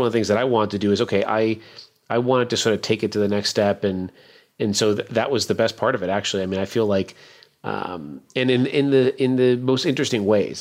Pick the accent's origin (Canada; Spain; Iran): Canada; now in Baltimore, United States; I'm a Canadian